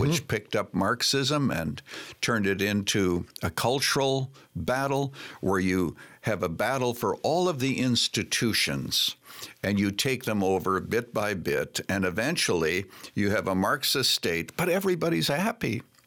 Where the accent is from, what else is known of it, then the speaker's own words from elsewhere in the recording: Canada; moved away as an adult; now in United States; I was born and raised in Canada, became an American citizen